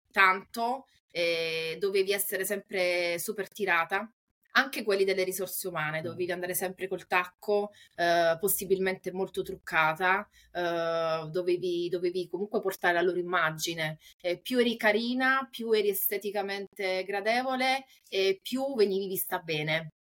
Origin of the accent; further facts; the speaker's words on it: Taranto, Apulia, Italy; now in Rome, Italy; sono nata in Puglia, eh, nello specifico a Taranto e attualmente risiedo a Roma